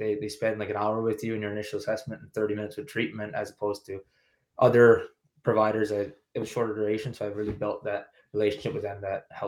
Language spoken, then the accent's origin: English; East Coast, Canada; So growing up on the East Coast, and anyone who knows an East Coaster, we like to stay close to home.